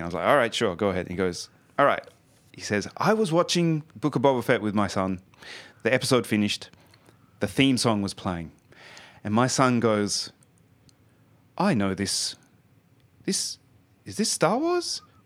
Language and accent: English; Australia; now in Sweden; I'm from Australia originally